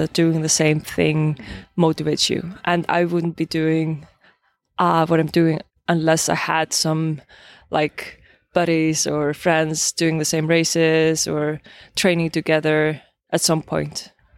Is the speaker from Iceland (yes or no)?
yes; Iceland; I'm from Iceland